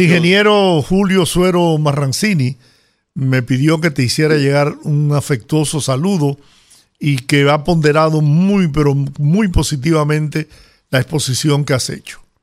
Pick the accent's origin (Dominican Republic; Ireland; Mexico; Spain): Dominican Republic; nuestro país